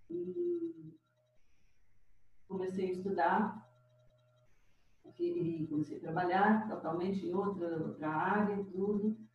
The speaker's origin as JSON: {"language": "Portuguese", "town": "Sacramento", "region": "Minas Gerais", "country": "Brazil", "tie": "born or raised there", "also_born_or_lived": "Conquista, Minas Gerais / Uberaba, Minas Gerais", "said": "Bom, eu sou natural de Pertinho, de Uberaba. Nasci na, na, no município de Sacramento, numa fazenda chamada Fazenda São Manuel"}